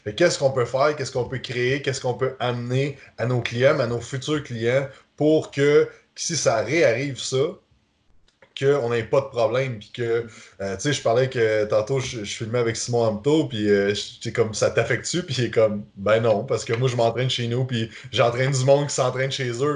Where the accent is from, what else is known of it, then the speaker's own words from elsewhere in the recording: Quebec, Canada; en tant que Québécois